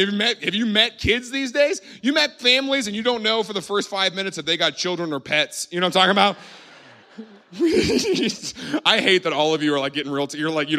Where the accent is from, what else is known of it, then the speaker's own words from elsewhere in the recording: Southern United States, United States; I grew up in the Bible Belt. We didn't say it, right? We don't do Halloween.